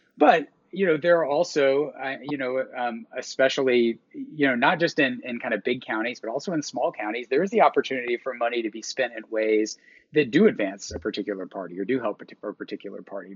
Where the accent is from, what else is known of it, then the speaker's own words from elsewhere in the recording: Georgia, United States; moved away; I'm from Georgia. My parents still live there.